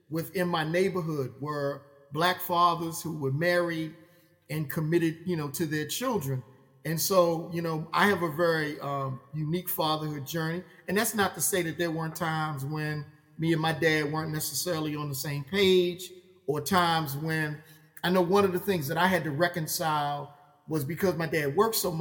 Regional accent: Baltimore, Maryland, United States; I grew up in West Baltimore

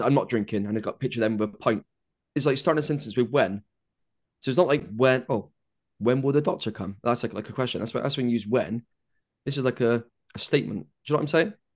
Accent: United Kingdom; being British

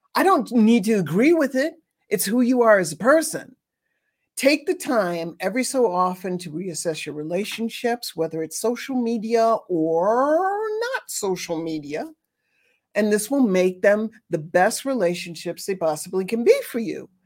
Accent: New York City, New York, United States; growing up in New York City, near Mott Street

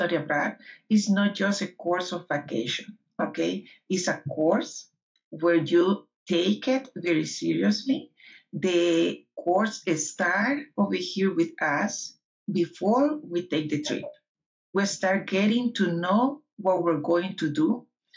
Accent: San Salvador, El Salvador; now in United States; I am from San Salvador, El Salvador.

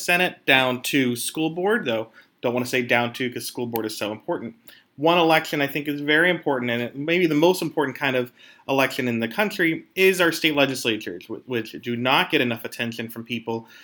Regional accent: Pennsylvania, United States; I'm from Pennsylvania

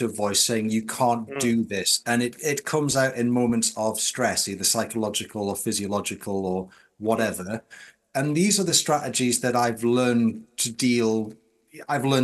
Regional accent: Newcastle upon Tyne, North East England, United Kingdom; I'm a Geordie Roman Catholic

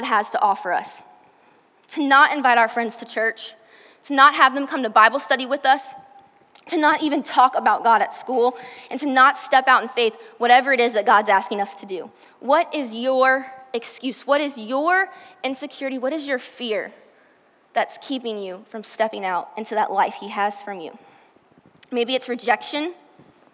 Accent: Virginia, United States; now in Texas, United States; I'm from Virginia.

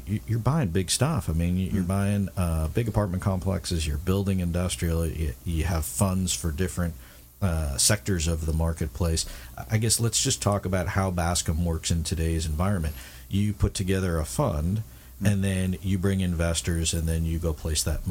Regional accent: Midwest, United States; now in Southern California, United States; I grew up in the Midwest

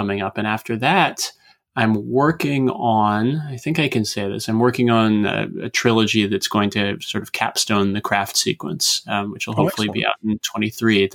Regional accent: United States; as an American reader

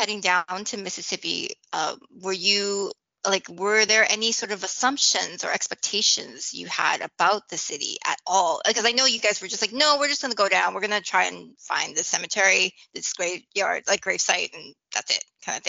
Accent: Canada; I grew up in Canada

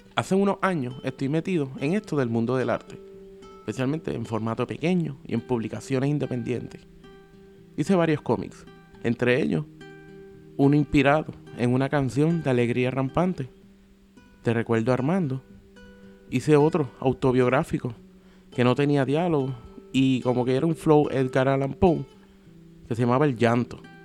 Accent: Sabana Grande, Puerto Rico; also born or lived in Lajas; Originalmente de la frontera entre dos pueblos al suroeste de la isla. Iba al baño en Laja, pero dormía en Sabana Grande, glorioso pueblo del Petate, y al que con orgullo llamo mi pueblo

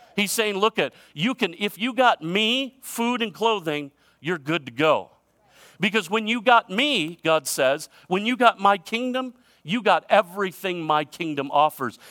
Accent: United States; I'm proud to be an American

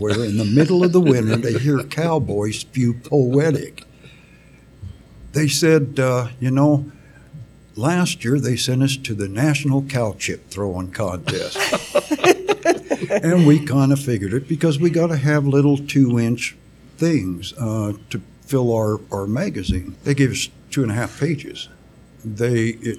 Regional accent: Elko, Nevada, United States; I was born right here in Elko

